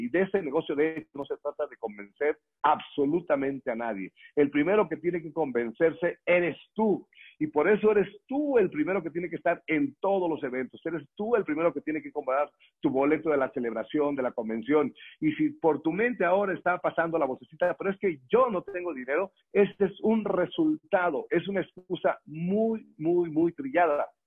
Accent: Morelia, Michoacán, Mexico; now in Mexico City, Mexico; Yo soy originario de Morelia, Michoacán

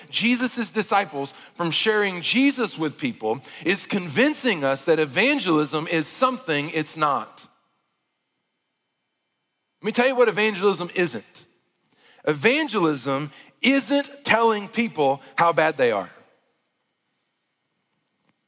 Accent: Arkansas, United States; moved away; I grew up in Arkansas

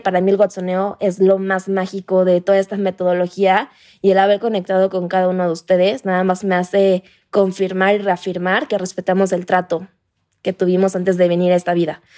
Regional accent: Playa del Carmen, Quintana Roo, Mexico; now in Mexico City, Mexico; yo soy de Playa del Carmen, entonces yo hoy vivo en Ciudad de México

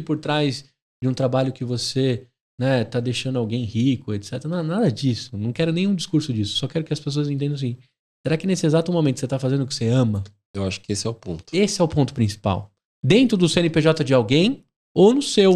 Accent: São Paulo, Brazil; eu sou paulistano

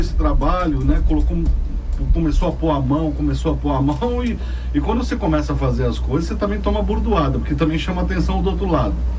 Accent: Guarujá, São Paulo, Brazil; born or raised there; also born or lived in Araçatuba; now in Santos, Brazil

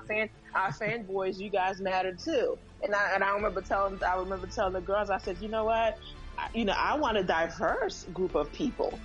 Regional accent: Haiti; moved away; I'm originally from Haiti, so mm-hmm. I'm from the Caribbean. Um, and you know, as when I was in Haiti

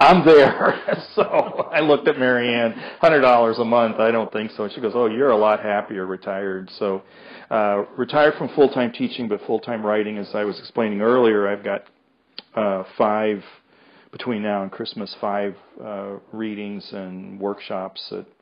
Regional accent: United States; also born or lived in Marshall, Minnesota; I'm an American. Excuse me. I'm not British.

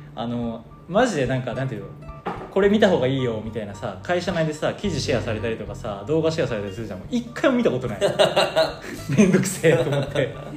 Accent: Kochi, Japan; 地元の高知県

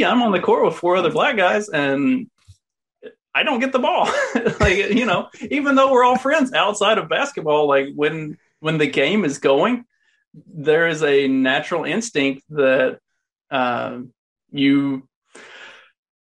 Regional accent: the South, United States; accent: Southern; moved away; I don't live in the South currently, but if you can't tell by my accent, I'm pretty Southern.

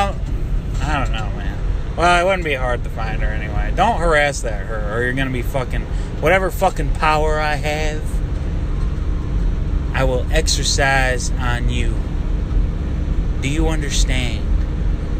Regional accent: Michigan, United States; I am from Michigan

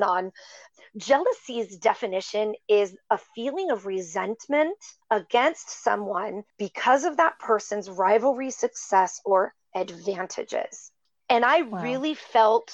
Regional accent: Upper Michigan, United States; I was raised in Michigan, a very small town in Upper Michigan

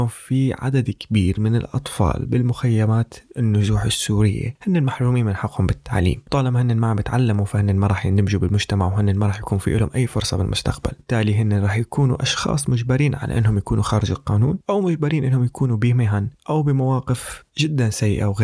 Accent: Syria; moved away as an adult; من لما طلعت من سوريا بال 2012

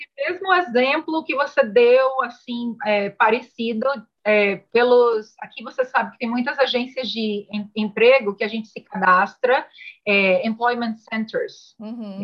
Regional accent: Salvador, Bahia, Brazil; moved away as an adult; now in Canada; eu venho de Salvador, sou baiana, estudei turismo é, na, Uni, na Unifax, Universidade de Salvador

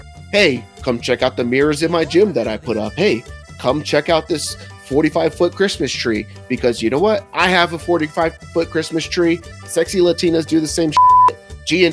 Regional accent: northern California, United States; I grew up in California

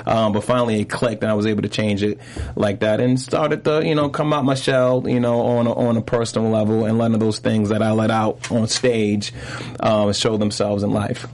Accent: New York City, New York, United States; also born or lived in Brooklyn / Harlem; I also grew up in Harlem. I always say I always say I'm from Brooklyn, Brooklyn and Harlem, because uh-huh. I moved to Harlem when I was 12

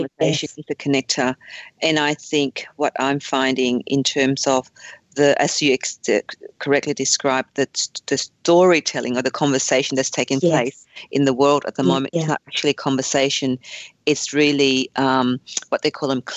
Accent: Fairfield, New South Wales, Australia; also born or lived in Vietnam; I grew up in Fairfield

